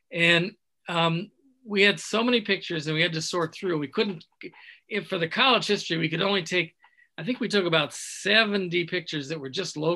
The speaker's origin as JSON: {"language": "English", "region": "Michigan", "country": "United States", "also_born_or_lived": "Chicago, Illinois / Evanston, Illinois", "moved": "as an adult", "lives_now": "Lake Forest, United States", "said": "I'm from the other side of the lake, from the Michigan side."}